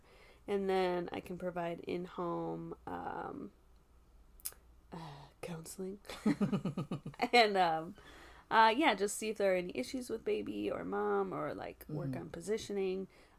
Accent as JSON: {"language": "English", "town": "Eau Claire", "region": "Wisconsin", "country": "United States", "tie": "born or raised there", "said": "I'm from Eau Claire, born and raised, and sober 9 years."}